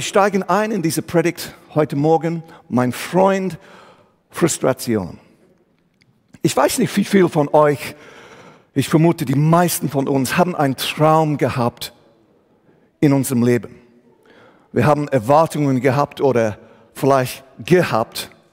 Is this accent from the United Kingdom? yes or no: yes; England, United Kingdom; German is a second language; moved away as an adult; also born or lived in Switzerland; now in Aarau, Switzerland; Ich komme ursprünglich aus England, wohne aber seit dieses Jahr 25 Jahre hier in die Schweiz